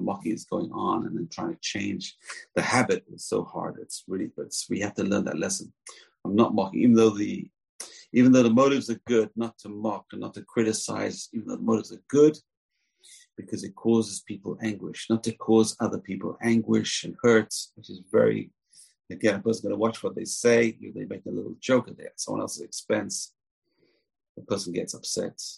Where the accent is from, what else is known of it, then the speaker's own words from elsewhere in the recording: England, United Kingdom; I grew up in England